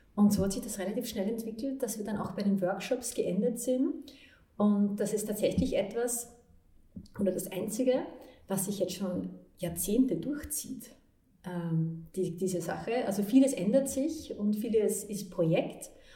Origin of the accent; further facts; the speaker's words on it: Vienna, Austria; ich bin in Wien geboren und in eine Leistungssportlerfamilie reingeboren worden